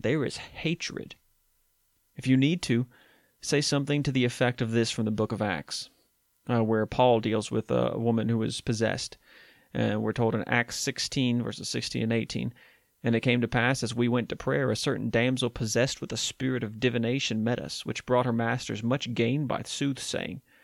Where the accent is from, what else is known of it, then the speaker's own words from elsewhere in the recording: West Virginia, United States; my home state in West Virginia